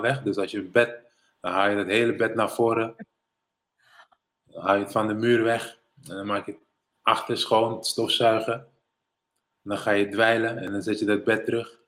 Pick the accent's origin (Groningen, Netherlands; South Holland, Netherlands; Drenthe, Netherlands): South Holland, Netherlands; Rotterdam; also born or lived in Suriname / United States; ik ben geboren en getogen in Rotterdam-West.